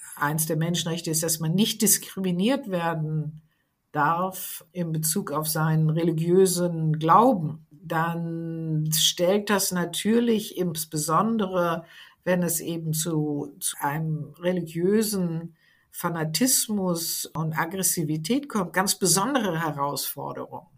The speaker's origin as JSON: {"language": "German", "country": "Germany", "said": "bei uns in Deutschland"}